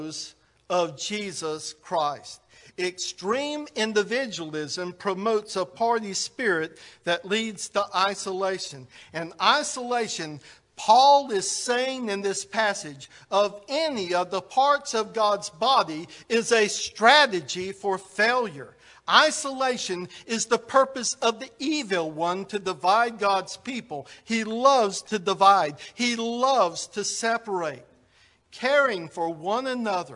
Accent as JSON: {"language": "English", "country": "United States", "said": "we're Americans"}